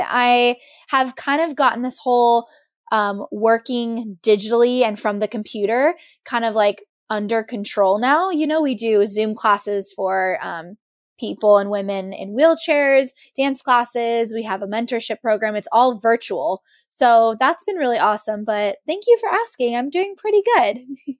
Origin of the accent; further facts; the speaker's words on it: Monterey, California, United States; I'm from Monterey